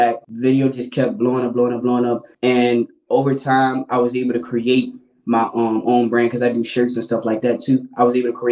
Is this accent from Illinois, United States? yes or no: yes; Chicago, Illinois, United States; moved away; also born or lived in Richmond, Virginia; I'm born and raised in Chicago, but I spent a nice portion of my life in Richmond